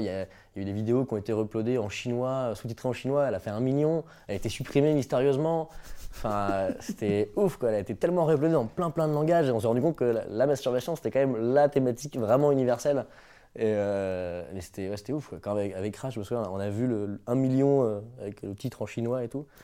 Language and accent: French; Brittany, France; je suis breton